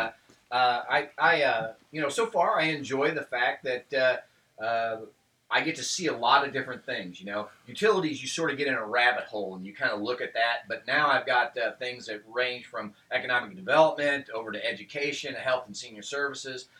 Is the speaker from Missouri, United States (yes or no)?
yes; Lake of the Ozarks, Missouri, United States; also born or lived in Tuscumbia, Missouri; I grew up in Lake of the Ozarks.